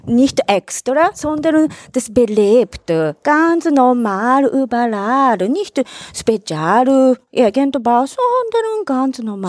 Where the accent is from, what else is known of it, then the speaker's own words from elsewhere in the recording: Tokyo, Japan; German is a second language; moved away as an adult; now in Vienna, Austria; Ich komme aus Katsushika in Tokio